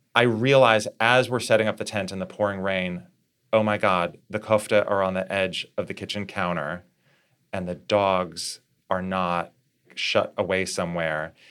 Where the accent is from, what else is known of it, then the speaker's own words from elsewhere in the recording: Fargo, North Dakota, United States; moved away; growing up in Fargo